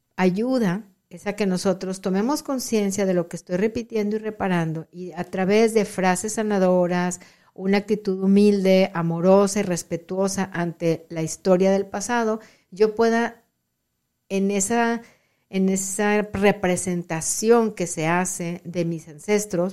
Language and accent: Spanish; Monterrey, Nuevo León, Mexico; moved away as an adult; now in Rio Grande Valley, Texas, United States; soy originaria de Monterrey